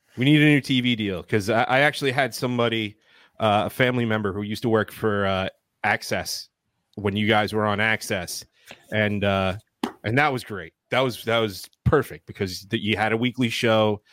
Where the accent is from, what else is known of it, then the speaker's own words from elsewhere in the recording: New York, United States; we're from New York